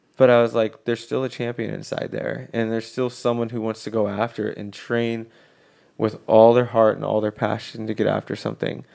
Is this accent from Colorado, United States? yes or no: yes; Colorado, United States; We grew up in Colorado.